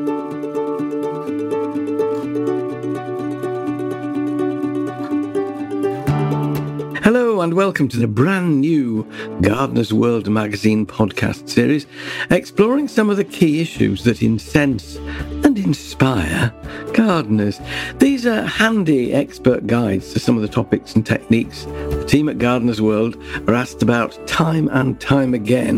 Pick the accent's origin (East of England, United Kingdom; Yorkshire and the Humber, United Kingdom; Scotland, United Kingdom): Yorkshire and the Humber, United Kingdom; when I grew up in Yorkshire